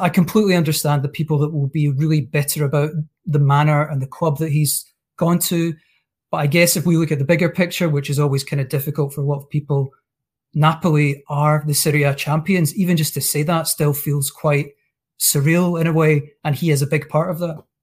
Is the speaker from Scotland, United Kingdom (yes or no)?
yes; Scotland, United Kingdom; as a Scot